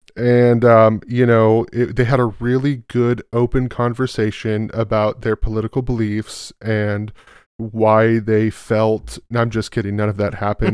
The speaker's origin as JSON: {"language": "English", "region": "California", "country": "United States", "said": "Oh, California"}